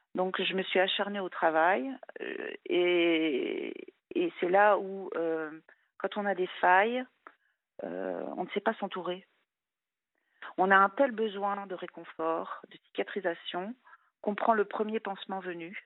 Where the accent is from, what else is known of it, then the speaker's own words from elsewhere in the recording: France; also born or lived in Luxembourg; j'étais française